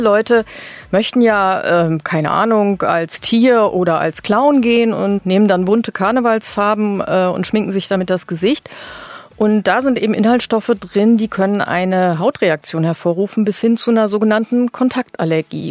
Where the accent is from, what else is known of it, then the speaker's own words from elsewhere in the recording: North Rhine-Westphalia, Germany; now in Berlin, Germany; Ich komme zwar aus Ostwestfalen